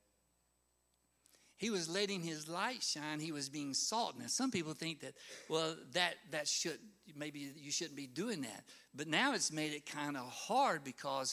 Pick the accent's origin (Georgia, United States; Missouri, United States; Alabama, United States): Alabama, United States; Vincent; also born or lived in Sylacauga, Alabama / Childersburg, Alabama / Harpersville, Alabama; I was born in Sylacauga, raised a little bit in Childersburg, and they moved over to Harpersville. And I started the first grade at Vincent Elementary School, and I went to the same location all 12 years.